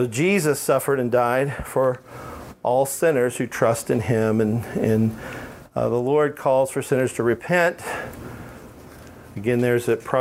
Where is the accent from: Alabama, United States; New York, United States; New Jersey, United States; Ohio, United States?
Alabama, United States; I am from Alabama. No offense, Maggie, but you know. Um, we talk funny down there. I'm not down there now, so I don't have an accent, but if I'm down there, it comes back.